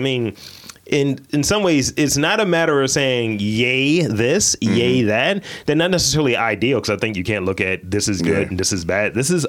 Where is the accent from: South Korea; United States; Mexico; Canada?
United States; Baltimore, Maryland; accent: Baltimorean; I'm from Baltimore. Because usually people accuse me of not being from here.